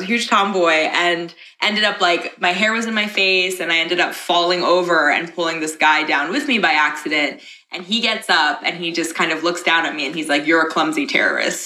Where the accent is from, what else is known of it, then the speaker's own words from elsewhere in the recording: New York, United States; also born or lived in Dubai / Oman / Los Angeles; my parents are Pakistani, but I'm from New York